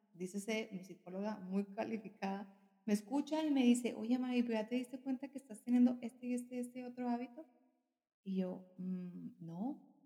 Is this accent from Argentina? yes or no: no; northern Mexico, Mexico; como mexicana, al norte del país